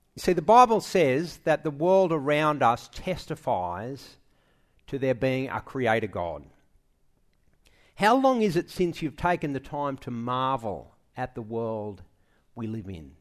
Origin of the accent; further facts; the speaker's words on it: Sydney, New South Wales, Australia; I was born in Manly Hospital